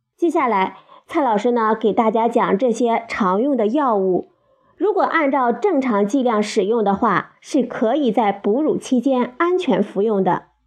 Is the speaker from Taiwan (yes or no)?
no; China; 我们中国人